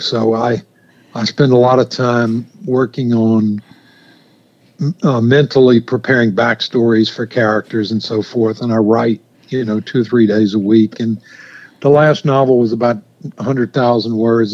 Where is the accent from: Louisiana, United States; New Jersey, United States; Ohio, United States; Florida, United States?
Louisiana, United States; St. Francisville; moved away as an adult; also born or lived in Ireland; now in North Carolina, United States; my hometown of St. Francisville